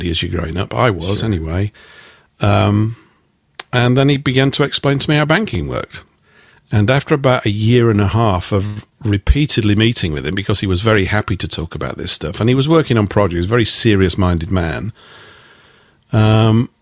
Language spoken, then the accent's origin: English; Yorkshire and the Humber, United Kingdom; I was raised in the northern part of England, in Yorkshire